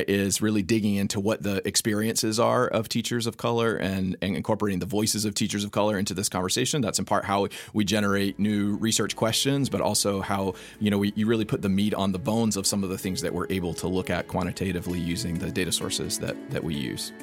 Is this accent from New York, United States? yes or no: no; North Carolina, United States; I grew up in North Carolina